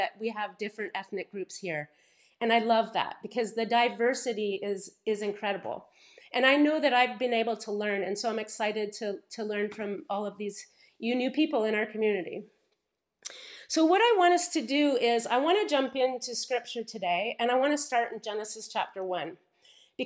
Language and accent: English; Paris, Ontario, Canada; when I grew up here in Paris, Ontario, it was a very small town at the time